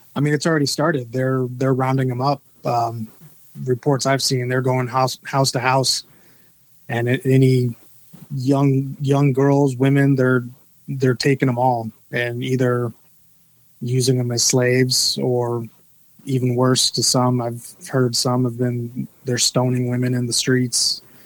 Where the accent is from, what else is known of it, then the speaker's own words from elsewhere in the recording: Little Bern, Georgia, United States; I'm actually from Georgia